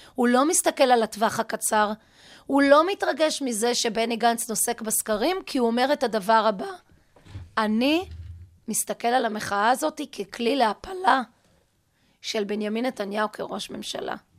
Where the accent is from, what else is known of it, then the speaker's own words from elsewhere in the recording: Lehavot Haviva, Haifa District, Israel; אני באה מקיבוץ להבות חביבה. אבי בניהו היה מטפלת שלי בגן הילדים